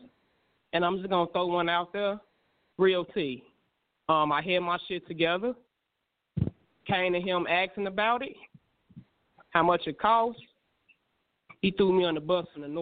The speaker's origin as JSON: {"language": "English", "town": "Gary", "region": "Indiana", "country": "United States", "tie": "born or raised there", "said": "my hometown"}